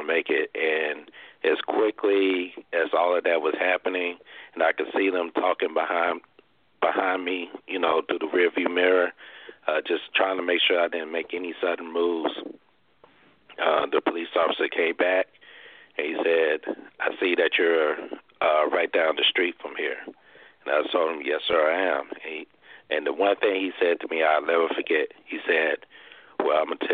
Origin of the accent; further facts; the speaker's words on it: Arkansas, United States; my hometown in Arkansas